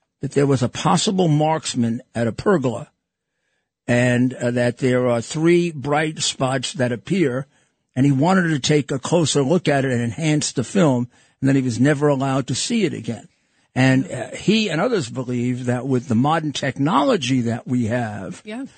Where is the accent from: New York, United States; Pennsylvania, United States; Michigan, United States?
New York, United States; New York City; I grew up in Brooklyn as a Yankee fan